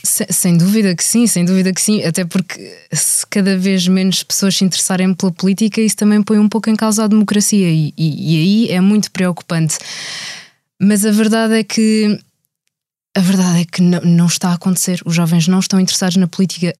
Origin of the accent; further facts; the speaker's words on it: Reguengos de Monsaraz, Alentejo, Portugal; Sou alentejana de Reguengos de Monsaraz